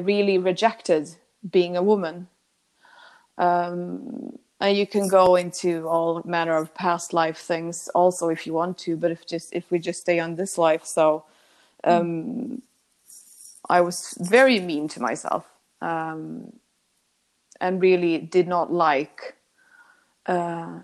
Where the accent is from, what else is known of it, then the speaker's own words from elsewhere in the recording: Sweden; I come from a pretty small town in Sweden. And I was born on